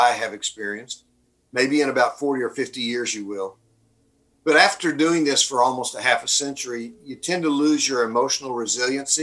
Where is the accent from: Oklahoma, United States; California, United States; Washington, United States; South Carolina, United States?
Oklahoma, United States; moved away as an adult; also born or lived in Dallas, Texas / Kansas City / Wheaton, Illinois; I'm an Okie by birth, been born and raised in Oklahoma